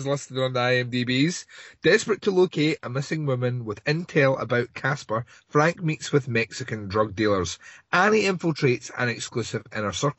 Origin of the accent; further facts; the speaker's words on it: Scotland, United Kingdom; I'm Scottish